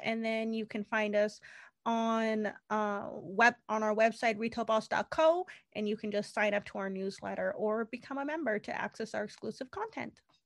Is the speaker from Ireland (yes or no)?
no; Canada; I am Canadian